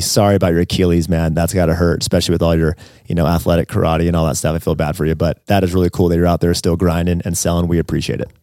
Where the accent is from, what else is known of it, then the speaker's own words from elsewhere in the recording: San Diego, California, United States; my hometown, San Diego